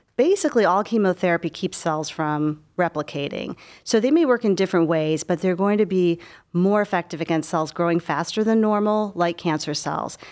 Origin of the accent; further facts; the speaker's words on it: Cleveland, Ohio, United States; moved away as an adult; also born or lived in Philadelphia / Baltimore; I grew up in Cleveland.